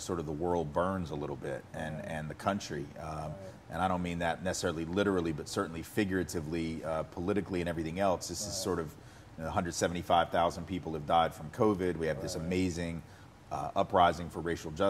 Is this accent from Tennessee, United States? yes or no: yes; Nashville, Tennessee, United States; I grew up in Nashville and I was born in 1968.